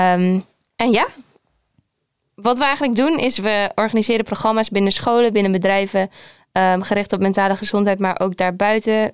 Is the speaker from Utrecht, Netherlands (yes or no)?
no; Groningen, Netherlands; voor de rest kom ik uit Groningen